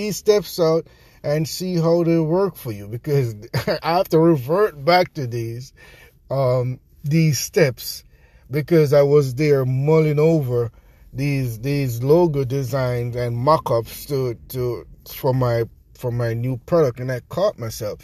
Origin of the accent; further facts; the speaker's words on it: Jamaica; accent: Jamaican; my Jamaican accent